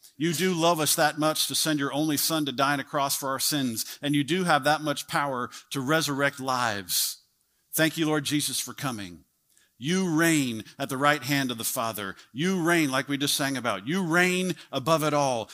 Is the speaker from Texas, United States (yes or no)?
yes; Texas, United States; I'm a Texan